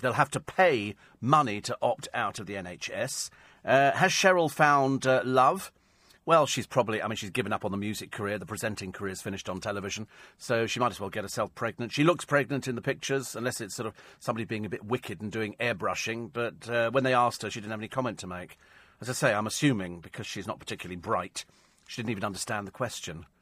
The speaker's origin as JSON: {"language": "English", "country": "United Kingdom", "said": "We're so British"}